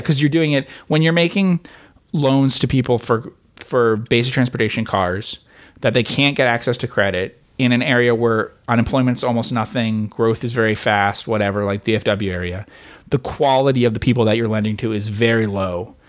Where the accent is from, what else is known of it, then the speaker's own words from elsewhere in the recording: New Jersey, United States; I grew up in New Jersey